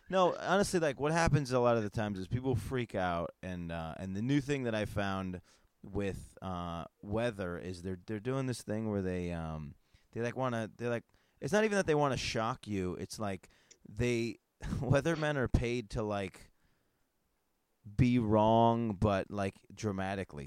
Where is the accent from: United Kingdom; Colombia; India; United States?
United States; Northeast; I'm from the I'm from the Northeast